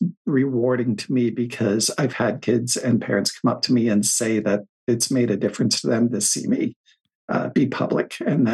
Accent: Coventry, Rhode Island, United States; I lived in Coventry. So it's Central West.

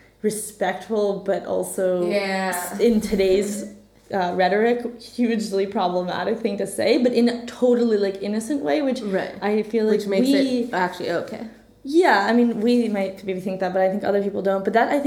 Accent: United States; we grew up in America

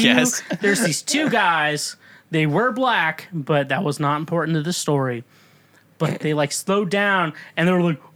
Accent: Kansas, United States; moved away; also born or lived in Missouri; I'm from Kansas

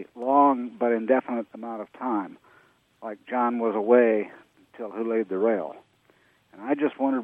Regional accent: Des Moines, Iowa, United States; now in Saratoga, United States; When I was growing up in Iowa

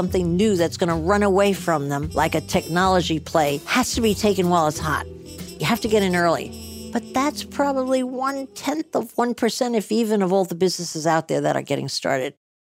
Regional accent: New Jersey, United States; accent: New Jersey; I've been trying to lose my New Jersey accent my whole life, and I haven't succeeded.

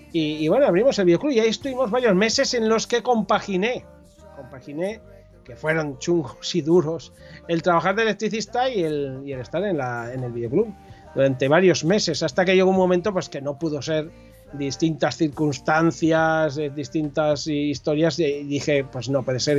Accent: Corella, Navarre, Spain; now in Pamplona, Spain; yo nací en un pueblo de la Ribera Navarra llamado Corella, que, está cerca de Tudela, para aquellos que a lo mejor les pueda sonar algo más Tudela. Eh, estuve allí eh, hasta los 20 años que me fui a vivir a Pamplona

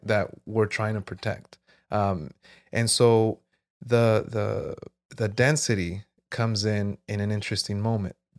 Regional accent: Jurupa Valley, California, United States; also born or lived in South Gate, California; I grew up here in Miraloma

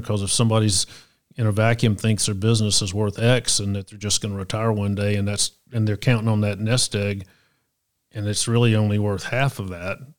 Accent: Chattanooga, Tennessee, United States; I grew up here in Chattanooga

